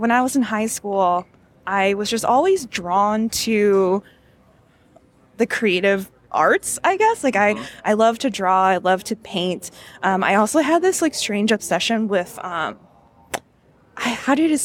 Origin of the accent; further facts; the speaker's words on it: Cleveland, Ohio, United States; moved away; I grew up in Cleveland, Ohio, and my suburb that I primarily lived in did not have like a huge Asian population